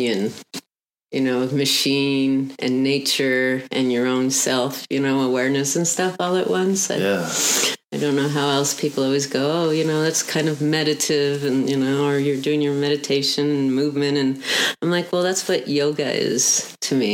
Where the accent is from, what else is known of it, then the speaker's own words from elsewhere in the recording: outside of Montreal, Quebec, Canada; also born or lived in Uruguay / Colorado; now in Texas, United States; Originally born in Uruguay and went to school in Canada outside of Montreal, moved to Texas